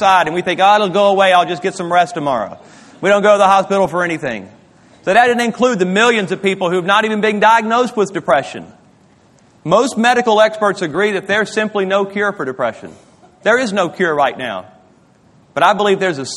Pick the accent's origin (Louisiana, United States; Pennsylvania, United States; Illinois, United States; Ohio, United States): Louisiana, United States; moved away; My wife and I, we grew up in Louisiana